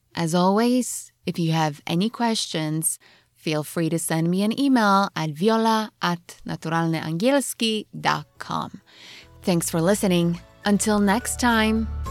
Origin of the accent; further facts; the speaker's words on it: New Jersey, United States; also born or lived in Poland; Since we grew up in New Jersey, we drive down to the Jersey Shore a lot